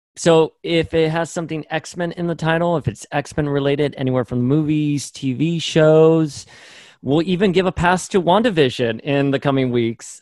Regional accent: Miami, Florida, United States; where I grew up in Miami

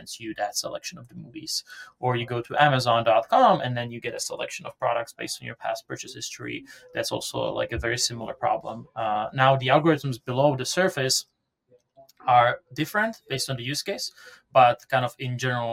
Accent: Prague, Czechia; English is a second language; moved away as an adult; now in United States; as you can hear from my accent, I'm not from around here. So I was born and raised in Prague, the Czech Republic, and came to the US around 2012

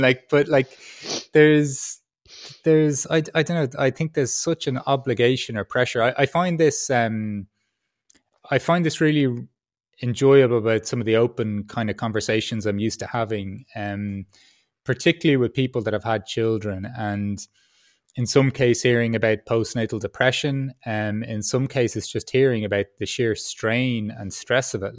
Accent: Ireland; accent: Irish; also born or lived in Peru; now in Berlin, Germany; my Irish accent

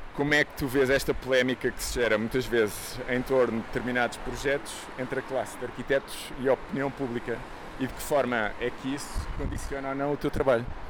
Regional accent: Lisbon, Portugal; à porta do sítio onde eu nasci

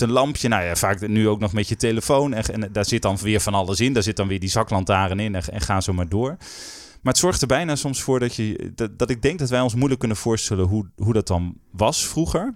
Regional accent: North Groningen, Netherlands; ik ben opgegroeid in Noord-Groningen

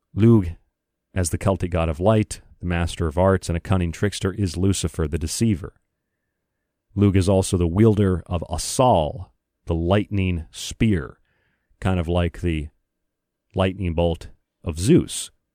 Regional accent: United States; I say that as an American

